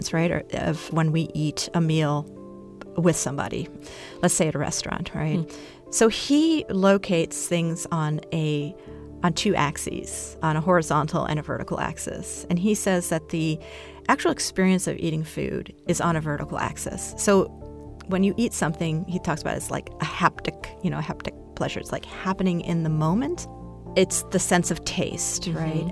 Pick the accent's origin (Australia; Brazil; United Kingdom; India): Brazil; my mother's Brazilian, I was born in Brazil